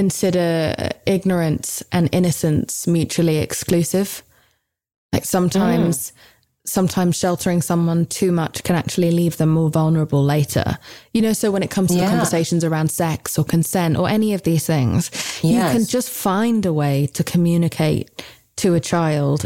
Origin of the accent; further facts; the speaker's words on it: United Kingdom; I'm British